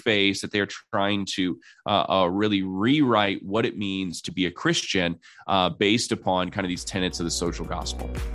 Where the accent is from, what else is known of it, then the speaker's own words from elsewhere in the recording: South Bend, Indiana, United States; I'm from South Bend, Indiana